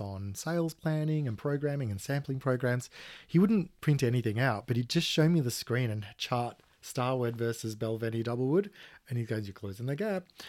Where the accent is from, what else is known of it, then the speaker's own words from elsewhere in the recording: Australia; being Australian